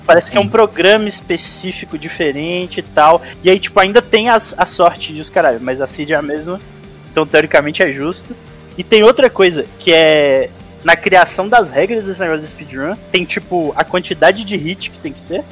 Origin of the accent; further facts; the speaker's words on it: Montes Claros, Minas Gerais, Brazil; Sou de Montes Claros.